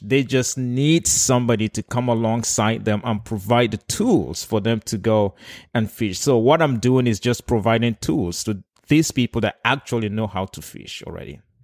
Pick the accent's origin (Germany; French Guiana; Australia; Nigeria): Nigeria; moved away as an adult; also born or lived in South Africa; now in United States; I was born and raised in Nigeria